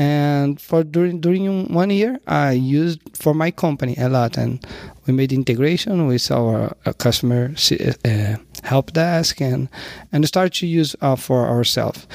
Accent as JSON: {"language": "English", "region": "Rio de Janeiro", "country": "Brazil", "said": "I'm from Rio."}